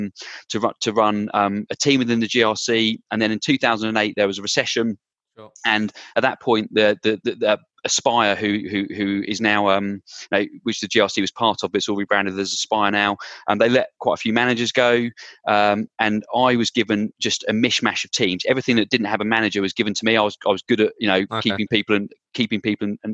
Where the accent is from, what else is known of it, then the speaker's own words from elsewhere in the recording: Bedfordshire, East of England, United Kingdom; I grew up in Bedfordshire, kind of between Milton Keynes and Bedford.